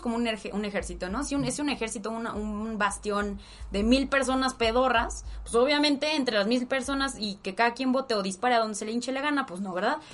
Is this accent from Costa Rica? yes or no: no; Mexico; somos todos nosotros mexicanos y mexicanas de a pie